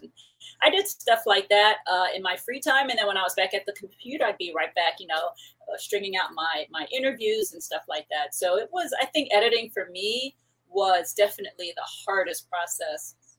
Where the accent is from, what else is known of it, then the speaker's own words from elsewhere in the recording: Paramount, California, United States; also born or lived in New York / Puerto Rico (ancestry); my family is Puerto Rican. I was born in New York, and I lived in um, Paramount out here in Southern California, which is like largely Mexican. Uh, I went to high school in that community